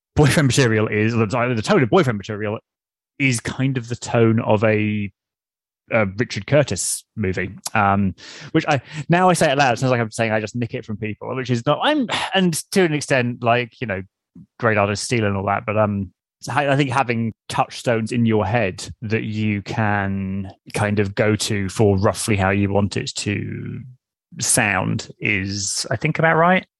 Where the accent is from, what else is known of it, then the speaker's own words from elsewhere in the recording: United Kingdom; accent: RP; the accent I was taught to have